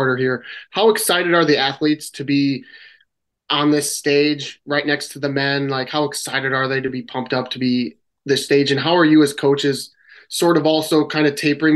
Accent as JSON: {"language": "English", "town": "Monona", "region": "Iowa", "country": "United States", "said": "I'm from Monona, Iowa"}